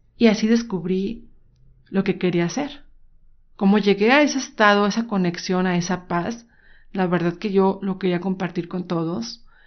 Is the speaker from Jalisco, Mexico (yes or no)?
yes; Guadalajara, Jalisco, Mexico; soy mexicana, nací en Guadalajara, Jalisco